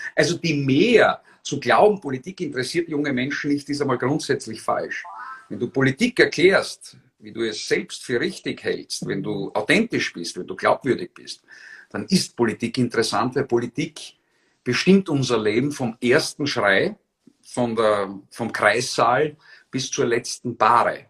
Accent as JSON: {"language": "German", "town": "Graz", "region": "Styria", "country": "Austria", "tie": "born or raised there", "said": "in meiner Heimatgemeinde der Schlanzberg in Graz, in der zweitgrößten Stadt"}